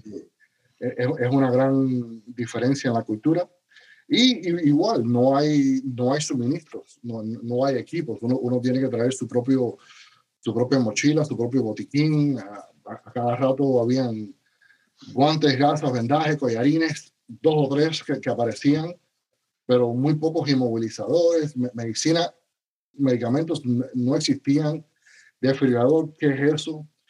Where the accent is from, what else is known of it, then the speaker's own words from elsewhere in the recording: Cuba; also born or lived in Spain / United States / Dominican Republic; now in Miami, United States; nací en Cuba, soy eh, cubano original y mi familia se fue de Cuba al a final de la época de los 70